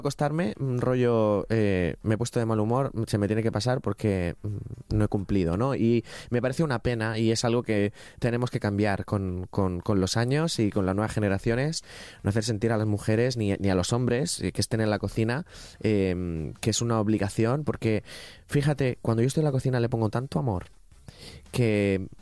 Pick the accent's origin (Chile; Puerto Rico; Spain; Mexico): Spain; Ricote, Region of Murcia; yo me crié en Ricote